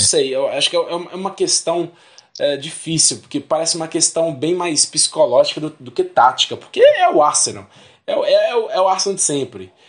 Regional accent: Belo Horizonte, Minas Gerais, Brazil; somos de BH

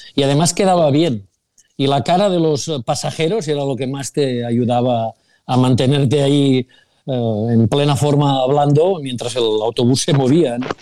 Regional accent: Sabadell, Catalonia, Spain; los que somos de Sabadell

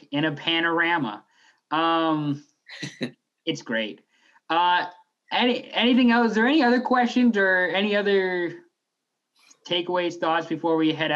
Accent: Seattle, Washington, United States; I'm from Seattle

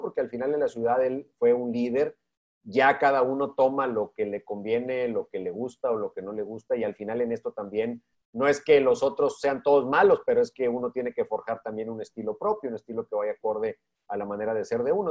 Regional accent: Monterrey, Nuevo León, Mexico; siendo yo de Monterrey, viviendo toda mi infancia en Monterrey

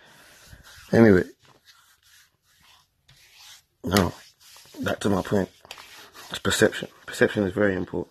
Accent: England, United Kingdom; I grew up in England my whole life. I was born here.

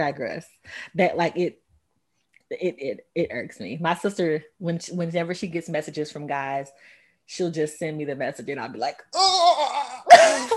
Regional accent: Texas, United States; I say y'all because I'm from Texas and y'all is a Texas slang

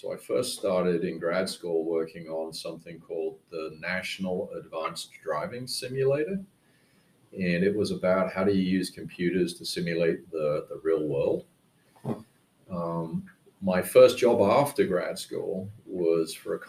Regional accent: United Kingdom; moved away as an adult; now in United States; I went back to the UK and worked for a startup

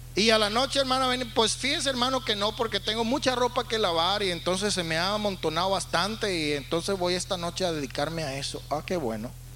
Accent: Valera, Trujillo, Venezuela; also born or lived in Sacramento, California / California; now in United States; En el hospital en la ciudad de Valera donde yo nací

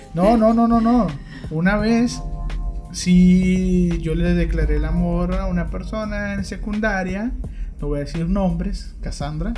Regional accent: Mexico; así somos los mexicanos

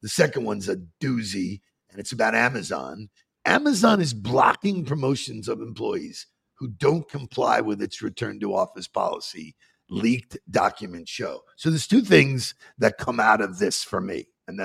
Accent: Long Island, New York, United States; I grew up in Long Island

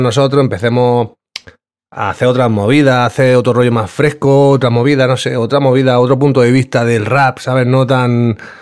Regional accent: Terrassa, Catalonia, Spain; moved away as an adult; now in Granada, Spain; yo en verdad soy de Barcelona, yo soy de Tarrasa

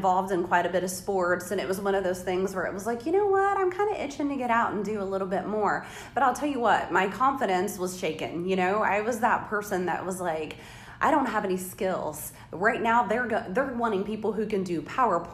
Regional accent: Seymour, Indiana, United States; also born or lived in Kentucky; I was born and raised in Seymour

